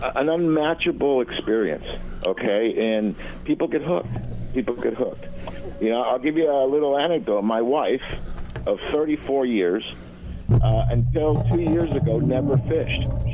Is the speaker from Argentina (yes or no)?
yes; Argentina; moved away; I was born in Argentina, so I'm Latin.